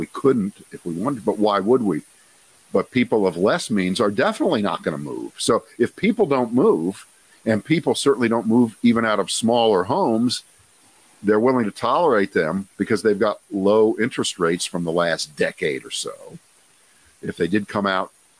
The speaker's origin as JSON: {"language": "English", "town": "Columbus", "region": "Ohio", "country": "United States", "moved": "yes", "said": "I'm from Columbus, Ohio"}